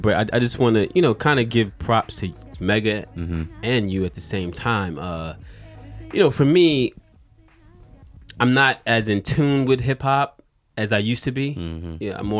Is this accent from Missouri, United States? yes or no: no; New York City, New York, United States; moved away; also born or lived in Charlotte; I mean, I grew up in Brooklyn, but I didn't grow up in that.